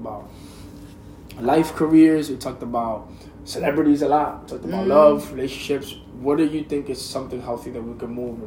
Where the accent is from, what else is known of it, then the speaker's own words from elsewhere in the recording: United States; as an American